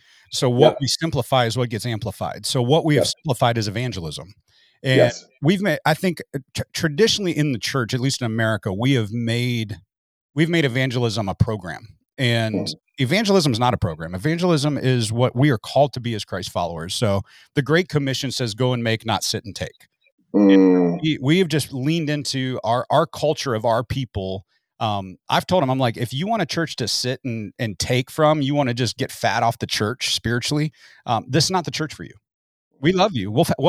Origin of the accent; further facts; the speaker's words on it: Midwest, United States; I came from the Midwest to the Southwest.